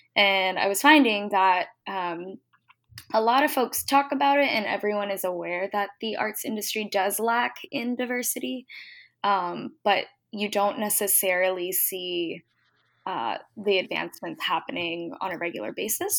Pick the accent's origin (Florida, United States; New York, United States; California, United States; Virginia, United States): Virginia, United States; Virginia Beach; also born or lived in Washington, District of Columbia, United States / San Francisco; I grew up in Virginia Beach